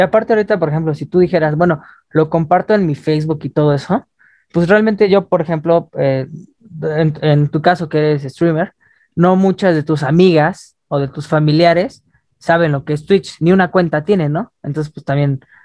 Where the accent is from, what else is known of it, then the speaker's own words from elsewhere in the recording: Mexico; como mexicanos nacemos con nuestra marca de la vacuna acá